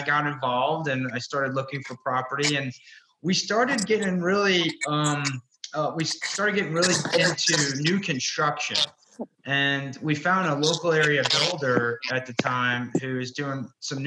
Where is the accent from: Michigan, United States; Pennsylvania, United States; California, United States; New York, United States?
New York, United States; New York City; I'm originally from Brooklyn, New York